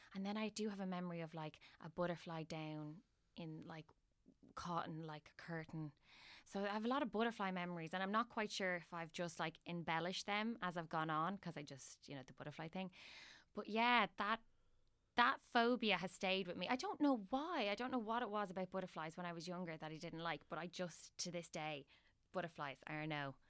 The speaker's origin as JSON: {"language": "English", "town": "Dublin", "region": "Leinster", "country": "Ireland", "said": "I'm from Dublin and I have my family home in Dublin."}